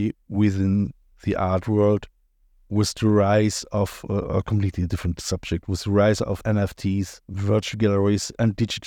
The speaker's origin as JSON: {"language": "English", "town": "Cologne", "region": "North Rhine-Westphalia", "country": "Germany", "said": "we are both from Cologne"}